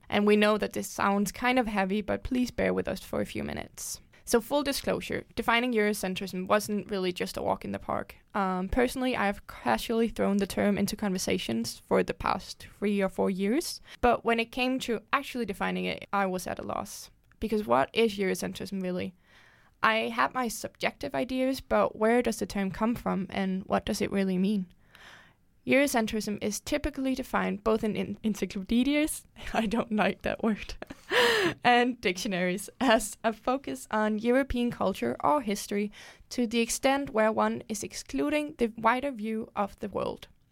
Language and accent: English; Denmark; I am twenty-four years old and I am from Denmark